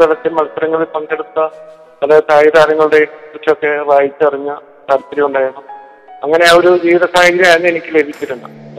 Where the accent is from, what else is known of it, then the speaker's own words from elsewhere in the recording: Anakkara, Kerala, India; also born or lived in Vazhoor / Kuttady; ഞാൻ ജനിച്ചത് വഴൂരാണേലും അണക്കര ഗവൺമെന്റ് സ്കൂളിലാണ് എന്റെ വിദ്യാഭ്യാസമൊക്കെ നടന്ന